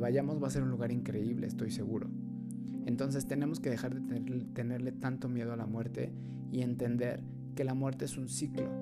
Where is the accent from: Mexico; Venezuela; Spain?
Mexico; Mexico City; mexicanos de la Ciudad de México